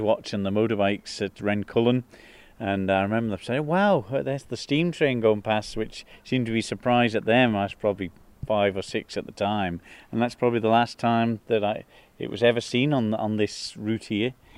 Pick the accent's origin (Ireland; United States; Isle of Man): Isle of Man; as a Manx person